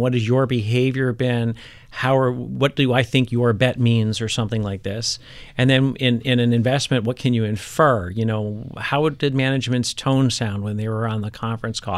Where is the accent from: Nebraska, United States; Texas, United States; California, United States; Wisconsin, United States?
Wisconsin, United States; Milwaukee; moved away as an adult; the Midwest where I grew up, like, all the dads were home for dinner.